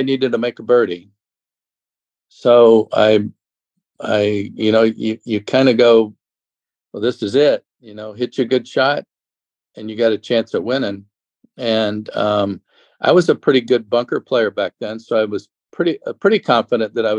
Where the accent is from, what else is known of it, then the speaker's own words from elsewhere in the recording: Phoenix, Arizona, United States; I grew up in Phoenix